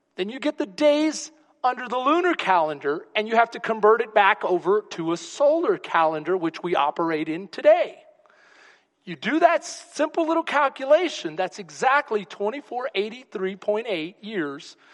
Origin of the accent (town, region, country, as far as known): Texas, United States